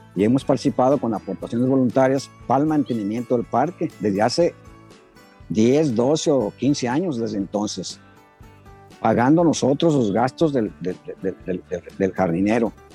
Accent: Guadalajara, Jalisco, Mexico; now in Hermosillo, Mexico; De, de, Jalisco

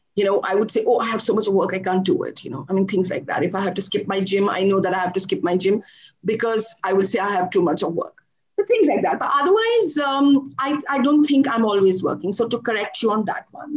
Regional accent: India; also born or lived in Dubai; back to India after spending two years in another part of the world

